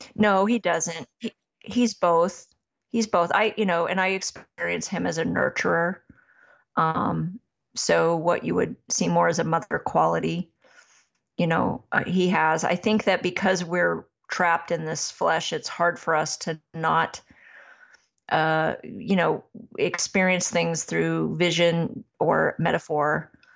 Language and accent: English; Massachusetts, United States; I was raised in Massachusetts